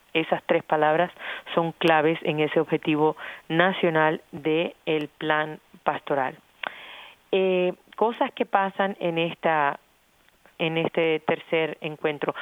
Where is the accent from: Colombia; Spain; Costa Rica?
Colombia; now in United States; Cuando yo vivo aquí, dejo ya de ser completamente colombiana. Nunca lo voy a dejar de ser